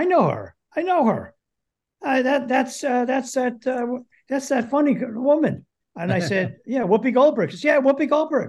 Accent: Yonkers, New York, United States; like the North Bronx, Yonkers.

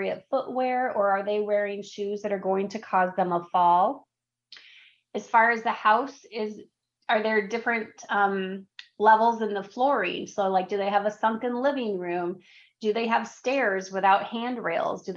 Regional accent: Wisconsin, United States; in Wisconsin, because I'm from Wisconsin, we have a lot of steep driveways

